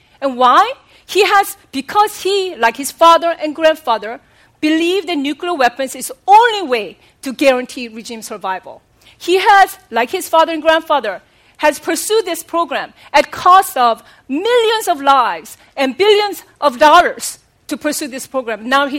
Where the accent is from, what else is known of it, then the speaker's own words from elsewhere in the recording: South Korea; moved away; as a child growing up in South Korea